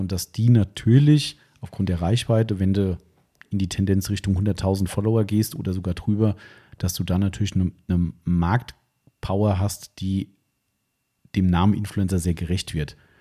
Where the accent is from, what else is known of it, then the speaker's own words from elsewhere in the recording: Taunus, Hesse, Germany; ich bin da hier aus dem Taunus, also wir sind ja komplett friedfertiges Volk hier